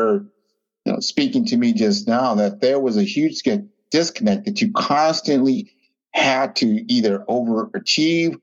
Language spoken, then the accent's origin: English; United States; I was born in America, so I've only known American lifestyle, American culture